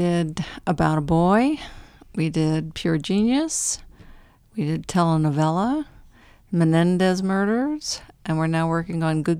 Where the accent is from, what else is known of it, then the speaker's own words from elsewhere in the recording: New Jersey, United States; I grew up in New Jersey.